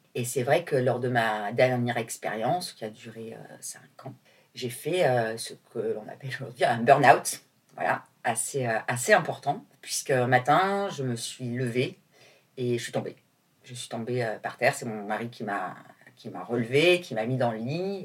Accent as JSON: {"language": "French", "town": "Nîmes", "region": "Occitania", "country": "France", "tie": "born or raised there", "also_born_or_lived": "Marseille", "moved": "as an adult", "lives_now": "Paris, France", "said": "je suis pas parisienne, j'habite à Paris, mais euh, je suis née à Nîmes, où j'ai passé toute mon enfance."}